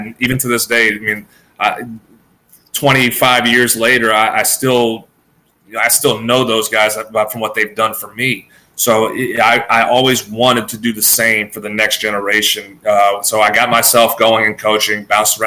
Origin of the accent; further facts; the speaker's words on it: Louisiana, United States; I grew up around some of the best ball players in the state of Louisiana